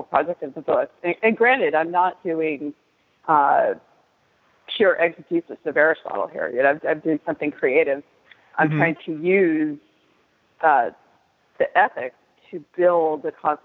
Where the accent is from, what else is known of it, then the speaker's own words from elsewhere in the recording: United States; we're American